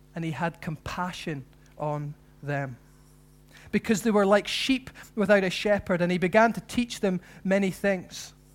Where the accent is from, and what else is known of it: Scotland, United Kingdom